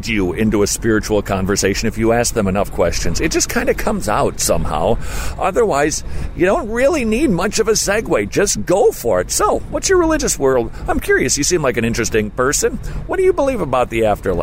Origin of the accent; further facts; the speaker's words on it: Minnesota, United States; I'm from Minnesota.